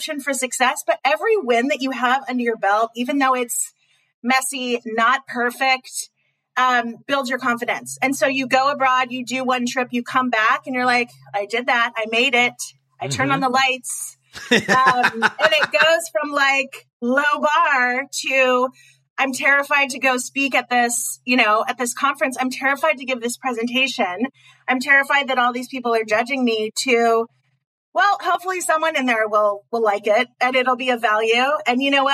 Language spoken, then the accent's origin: English; Pasadena, California, United States; I'm from Pasadena.